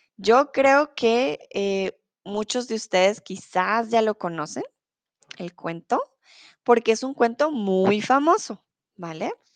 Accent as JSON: {"language": "Spanish", "country": "Colombia", "moved": "yes", "lives_now": "Germany", "said": "soy de Colombia, soy tutora de español aquí en Chatterbox, comúnmente vivo en Alemania, ahora estoy en México"}